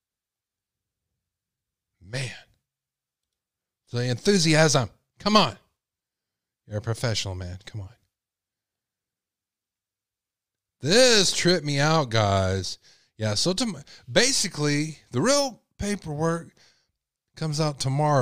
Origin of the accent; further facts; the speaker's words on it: Texas, United States; I'm from Texas